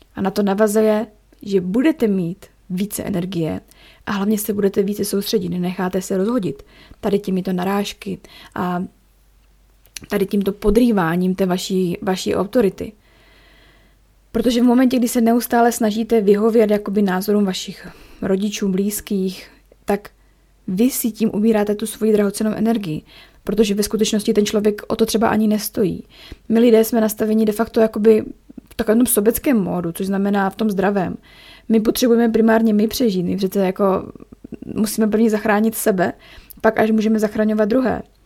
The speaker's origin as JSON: {"language": "Czech", "town": "Ostrava", "region": "Moravian-Silesian Region", "country": "Czechia", "also_born_or_lived": "Chomutov", "moved": "yes", "lives_now": "Zlín, Czech Republic", "said": "já jsem z Ostravy a u nás v Ostravě"}